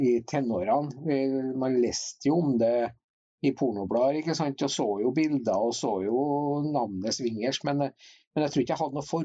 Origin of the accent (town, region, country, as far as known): Hitra, Trøndelag, Norway; born or raised there